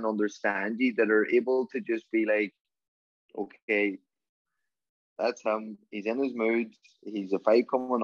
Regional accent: Donegal, Ulster, Ireland; also born or lived in Los Angeles, United States; I was a young lad from Donegal heading out to Hollywood and in Los Angeles

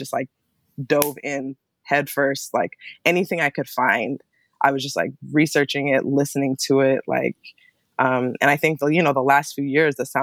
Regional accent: Ann Arbor, Michigan, United States; also born or lived in Berkeley, California; now in Bay Area, United States; I was, you know, born and raised in Ann Arbor

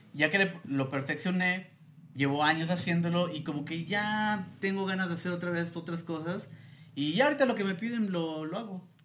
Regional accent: Yucatán, Mexico; moved away as an adult; also born or lived in Mérida; now in Mexico City, Mexico; Soy yucateco, soy yucateco de coraza. Pero ya viviendo aquí tengo unos seis años.

